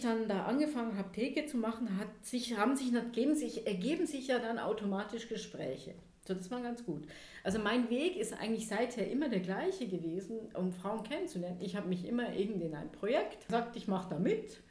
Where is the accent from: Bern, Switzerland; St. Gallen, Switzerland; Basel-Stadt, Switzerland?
Bern, Switzerland; Emmental; also born or lived in Thun; Ich bin auf dem Land aufgewachsen, im Emmen, da wo der Käse herkommt.